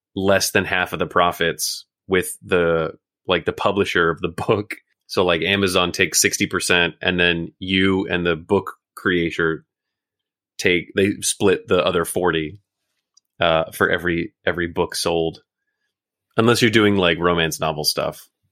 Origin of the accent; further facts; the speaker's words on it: Oklahoma, United States; moved away as an adult; also born or lived in Chicago; now in Tokyo, Japan; originally from Oklahoma, born and raised